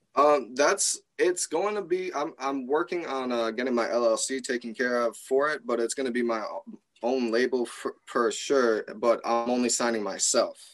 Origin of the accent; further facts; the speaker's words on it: Traverse City, Michigan, United States; I'm from Traverse City, Michigan